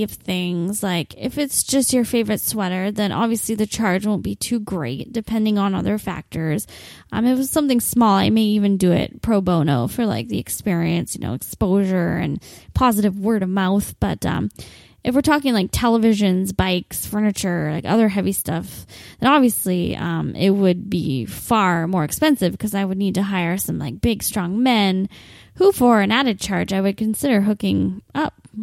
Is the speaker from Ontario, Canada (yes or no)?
yes; Windsor, Ontario, Canada; I'll only be based here in my hometown of Windsor